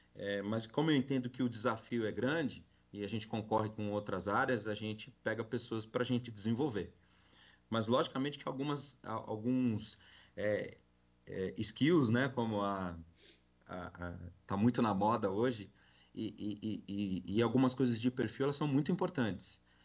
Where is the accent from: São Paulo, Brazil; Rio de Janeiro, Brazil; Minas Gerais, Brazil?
São Paulo, Brazil; now in Goiás, Brazil; Sou paulistano. Eu brinco que agora eu sou goiano